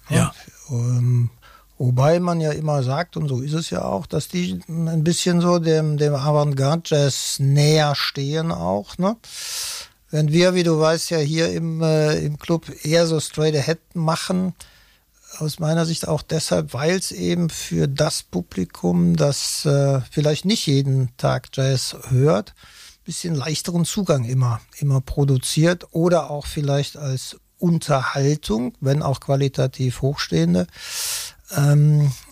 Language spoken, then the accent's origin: German; Cologne, North Rhine-Westphalia, Germany; da muss ich ja als Kölner froh sein und glücklich